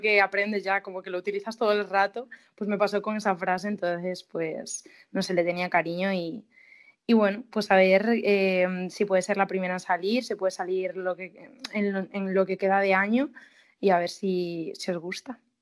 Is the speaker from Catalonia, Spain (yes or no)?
no; Galicia, Spain; yo soy gallega